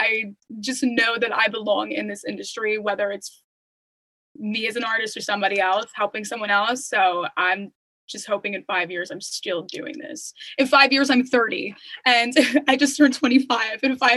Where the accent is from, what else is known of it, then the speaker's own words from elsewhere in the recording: Long Island, New York, United States; Since we're both from Long Island, I wouldn't mind meeting here.